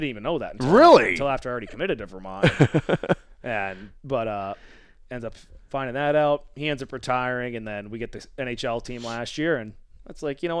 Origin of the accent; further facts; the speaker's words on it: British Columbia, Canada; Like, I've always had to play a lot of my hockey growing up in British Columbia, driving that 2.5 hours to Vancouver, and played a lot there.